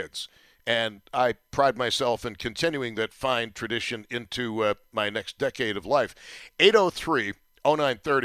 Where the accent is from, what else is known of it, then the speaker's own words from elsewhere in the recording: Buffalo, New York, United States; you knew you were growing up in Buffalo